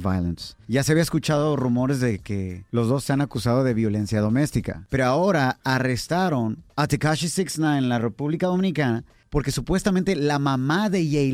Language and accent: English; Southern California, United States; I grew up in Southern California, high school, college